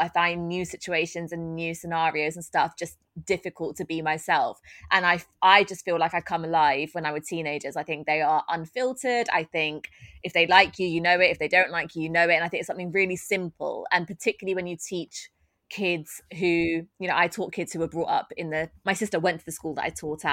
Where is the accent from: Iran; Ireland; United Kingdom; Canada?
United Kingdom; London; I was brought up in Tottenham, I'm from a very working class background